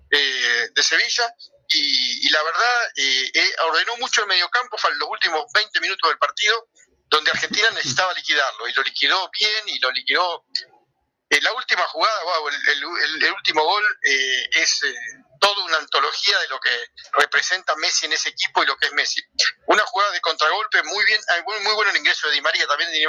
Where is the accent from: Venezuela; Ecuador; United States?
Ecuador; cuerpo de jugador es alto como soy ecuatoriano